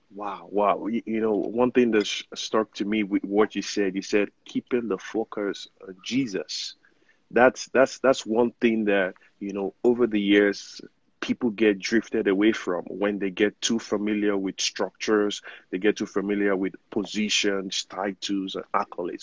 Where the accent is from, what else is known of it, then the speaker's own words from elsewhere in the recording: Nigeria; now in United States; I'm Nigerian, you know, privileged to be living in the United States